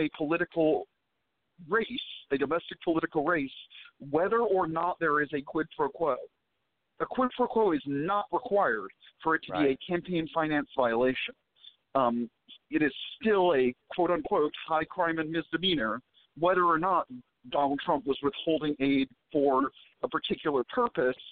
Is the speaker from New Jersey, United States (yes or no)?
no; Dallas, Texas, United States; born or raised there